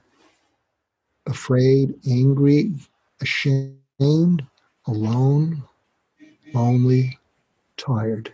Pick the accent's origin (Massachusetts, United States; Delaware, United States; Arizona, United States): Massachusetts, United States; near Boston; moved away; I grew up near Boston